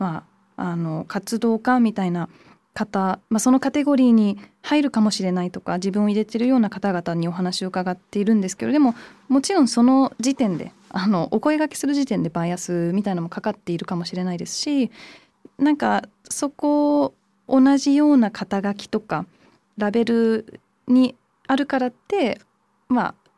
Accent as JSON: {"language": "Japanese", "region": "London", "country": "United Kingdom", "tie": "born or raised there", "moved": "yes", "said": "日本とドイツのハーフでイギリスで育って、まあ、イギリスの中でもロンドンだったんで"}